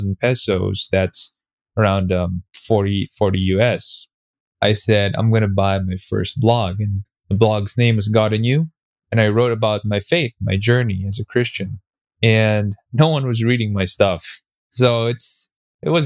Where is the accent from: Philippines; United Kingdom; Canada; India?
Philippines; I'm a Filipino Chinese. We're basically Chinese by blood. I'm the fourth generation in the Philippines